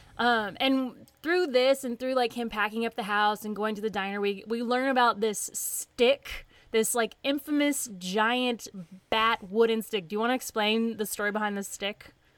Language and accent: English; White House, Tennessee, United States; accent: southern; moved away; I'm from Nashville. I say Nashville, but it's a little bitty town north of Nashville called White House, Tennessee.